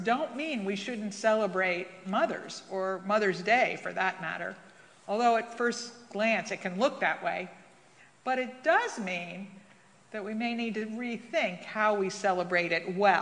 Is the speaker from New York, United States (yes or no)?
yes; New York, United States; moved away; as a New Yorker